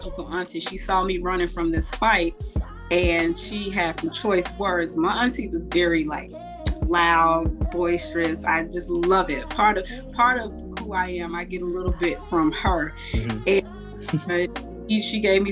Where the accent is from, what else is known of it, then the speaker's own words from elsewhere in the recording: Chicago, Illinois, United States; moved away as an adult; now in Houston, United States; the city of Chicago, obviously because it raised me